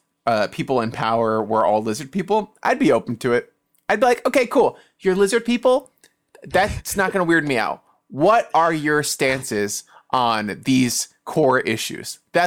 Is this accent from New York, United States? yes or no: yes; New York City, New York, United States; I grew up in the Bronx. That's you got to be a tough guy.